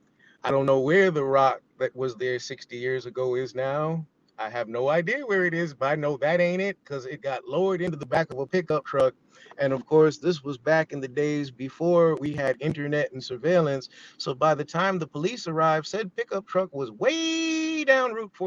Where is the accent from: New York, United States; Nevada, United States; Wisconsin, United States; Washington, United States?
New York, United States; New York City; I grew up in the Bronx.